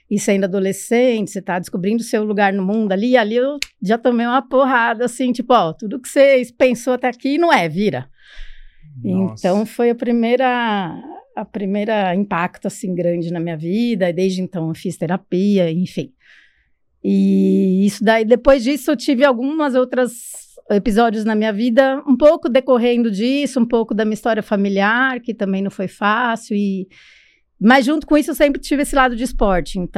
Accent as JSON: {"language": "Portuguese", "region": "São Paulo", "country": "Brazil", "tie": "born or raised there", "said": "eu nasci aqui em São Paulo, eu fui adotada recém-nascida, assim, com semanas, mas eu vinha descobrir isso só com 10 anos de idade."}